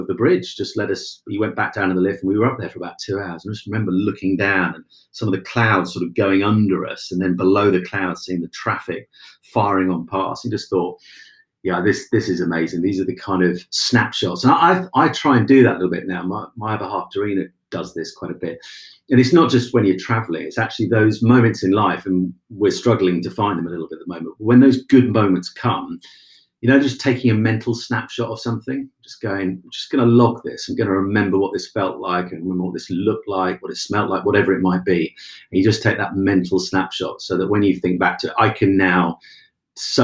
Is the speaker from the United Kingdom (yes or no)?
yes; Cromer, East of England, United Kingdom; Cromer in Norfolk, my hometown